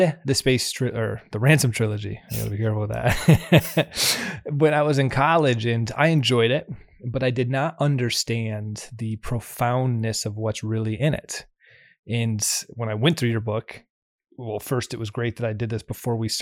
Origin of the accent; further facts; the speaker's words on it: Holland, Michigan, United States; I'm from Holland, Michigan